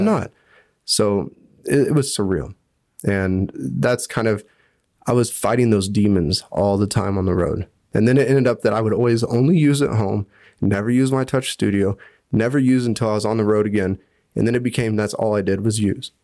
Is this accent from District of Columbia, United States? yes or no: no; Hutchinson, Kansas, United States; moved away as an adult; now in Bern, Switzerland; I loved growing up in Hutch